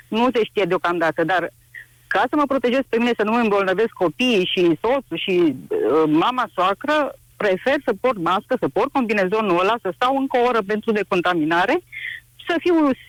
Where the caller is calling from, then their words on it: Alba Iulia, Alba County, Romania; sunt din Alba Iulia și vreau să spun, vă spun că sunt uh, asistentă medicală.